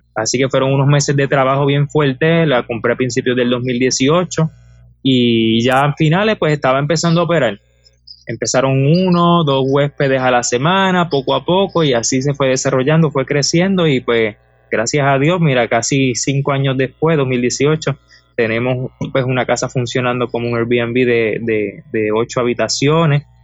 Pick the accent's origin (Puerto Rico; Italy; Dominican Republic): Puerto Rico; Aguada; Tengo 29 años y soy de Aguada